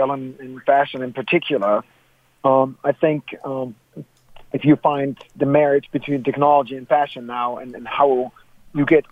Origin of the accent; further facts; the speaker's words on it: Germany; moved away; growing up in Germany